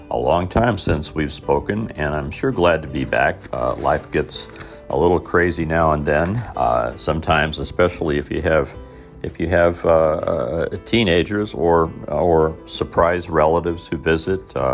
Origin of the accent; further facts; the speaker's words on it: Mitchell, Indiana, United States; moved away; in um, my hometown in Mitchell